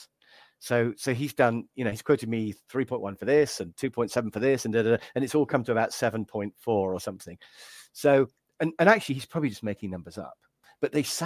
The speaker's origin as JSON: {"language": "English", "region": "England", "country": "United Kingdom", "said": "me being English"}